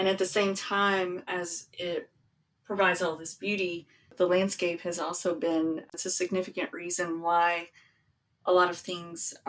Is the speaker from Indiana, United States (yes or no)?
no; Eastern Kentucky, United States; growing up in Eastern Kentucky, in the holler where I came from